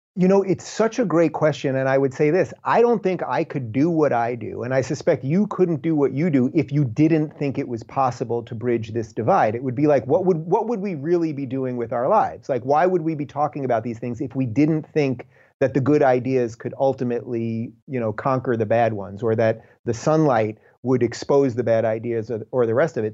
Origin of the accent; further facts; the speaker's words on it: United States; I am an American, that I was born in this country that is the freest place ever